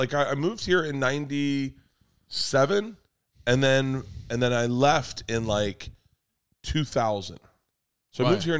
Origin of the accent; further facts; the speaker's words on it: Florida, United States; moved away as an adult; now in Los Angeles, United States; I was from Florida.